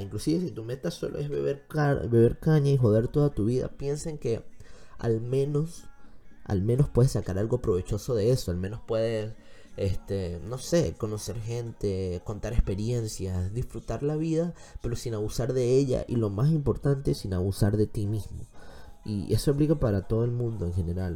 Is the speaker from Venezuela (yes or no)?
yes; Venezuela; moved away; Tenemos que empezar a aceptar como venezolanos